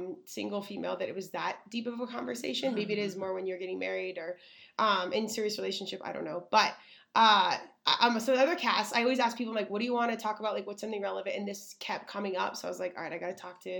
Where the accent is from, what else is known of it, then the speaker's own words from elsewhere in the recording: Colorado, United States; I love my Colorado.